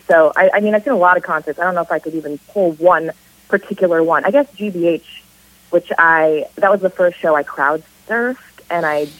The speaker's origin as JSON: {"language": "English", "town": "Hermosa Beach", "region": "California", "country": "United States", "tie": "born or raised there", "said": "I grew up in Southern California, Hermosa Beach and Redondo Beach"}